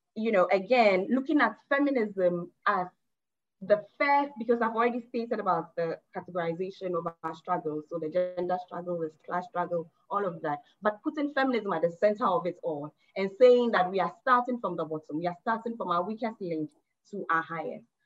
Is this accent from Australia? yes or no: no; Ghana; I'm speaking as a Ghanaian um, woman